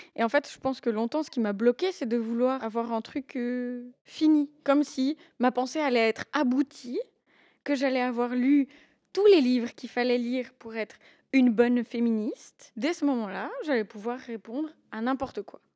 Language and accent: French; Valais, Switzerland; j'ai 26 ans, j'ai grandi en Valais